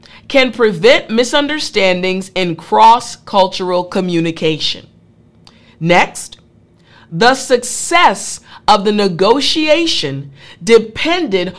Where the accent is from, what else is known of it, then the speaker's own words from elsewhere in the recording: United States; as an American